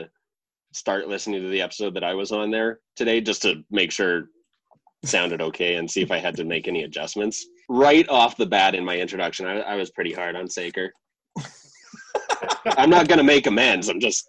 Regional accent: Canada; Speaking from as a Canadian

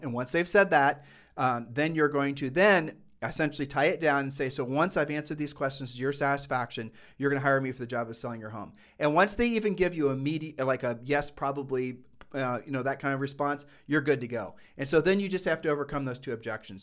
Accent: Columbus, Ohio, United States; we're from Columbus, Ohio

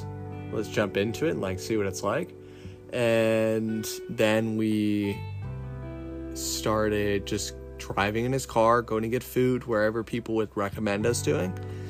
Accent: Southern Pennsylvania, United States; I'm from Southern Pennsylvania

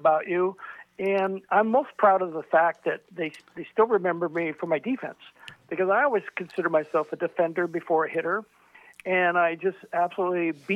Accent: Southern California, United States; I grew up in Southern California

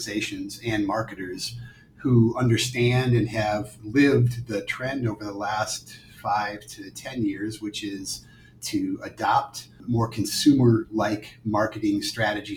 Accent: Rochester, Minnesota, United States; born and raised in Rochester, Minnesota

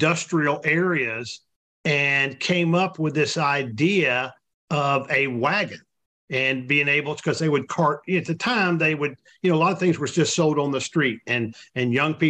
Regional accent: Texas, United States; those of us that were fortunate enough to be born here

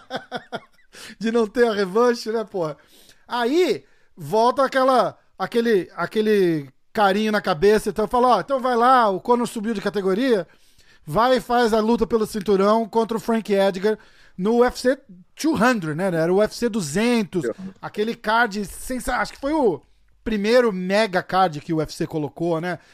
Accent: Brazil; Eu sou brasileiro

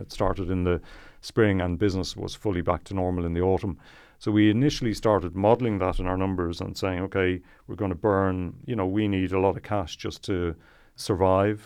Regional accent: Malahide, Leinster, Ireland; I'm from Malahide

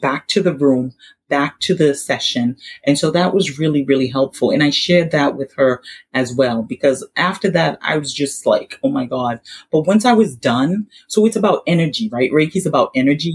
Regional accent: Haiti; we're from Haiti

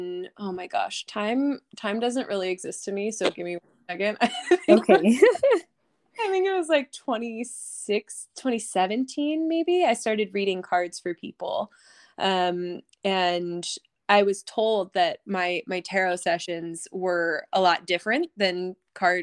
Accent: Eastern Shore of Maryland, United States; also born or lived in New York; I currently live on the Eastern Shore of Maryland, the beautiful Eastern Shore, a little slice of paradise where I grew up. And I lived here until I was 18

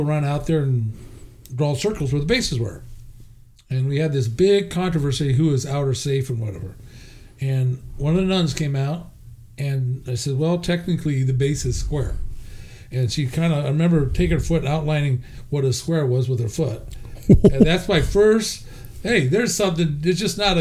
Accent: Medford, Oregon, United States; also born or lived in Portland, Oregon; I grew up in down in Medford

